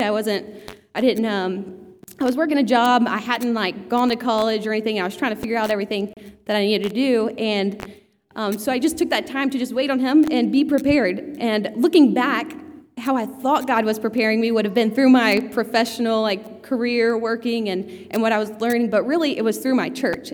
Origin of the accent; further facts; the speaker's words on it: Georgia, United States; I grew up in Georgia, like my whole life